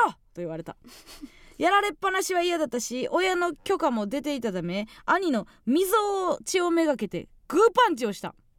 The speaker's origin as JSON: {"language": "Japanese", "area": "Kansai", "region": "Osaka", "country": "Japan", "tie": "born or raised there", "moved": "yes", "said": "地元大阪関西での知名度を上げるべく"}